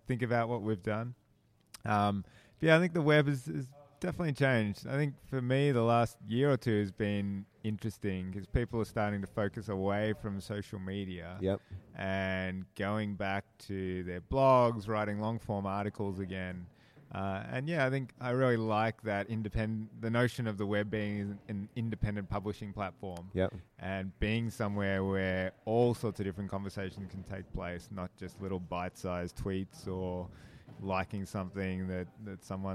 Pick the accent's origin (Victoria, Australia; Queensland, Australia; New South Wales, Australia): Victoria, Australia; Melbourne; moved away as an adult; now in Sydney, Australia; I grew up in Melbourne